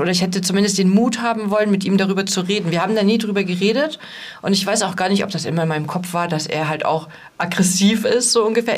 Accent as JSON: {"language": "German", "region": "East Germany", "country": "Germany", "tie": "born or raised there", "said": "ich komme ja aus dem Osten."}